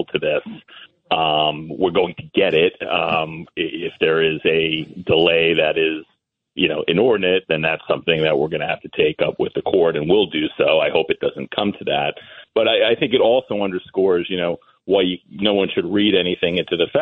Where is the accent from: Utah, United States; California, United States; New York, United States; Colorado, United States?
New York, United States; Massapequa; I grew up in Massapequa.